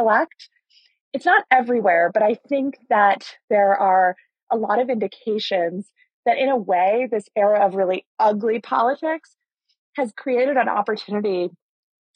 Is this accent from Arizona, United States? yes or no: yes; Arizona, United States; my home state of Arizona